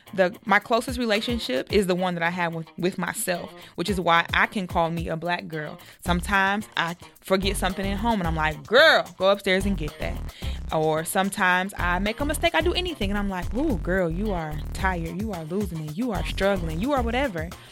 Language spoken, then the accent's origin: English; United States; I'm from the United States.